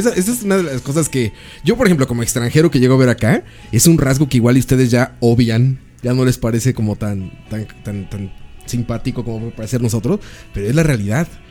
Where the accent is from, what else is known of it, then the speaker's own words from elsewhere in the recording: Mexico; now in Costa Rica; Yo me creía nacionalista como mexicano